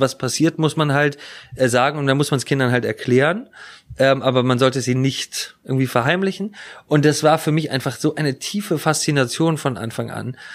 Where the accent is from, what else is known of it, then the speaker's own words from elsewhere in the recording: Hamburg, Germany; als Hamburger